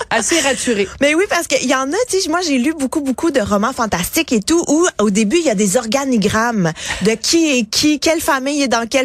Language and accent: French; Quebec, Canada; accent: Québécois